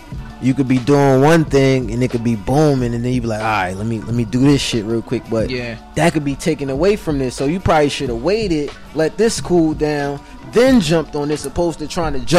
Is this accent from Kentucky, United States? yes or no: no; Newark, New Jersey, United States; moved away as an adult; now in Atlanta, United States; I'm from Newark.